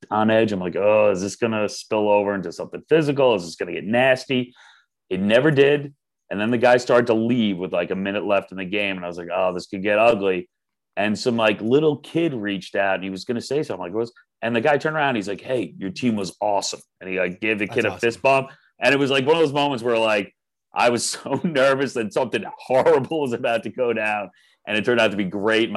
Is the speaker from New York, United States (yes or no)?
yes; Long Island, New York, United States; a fellow Long Islander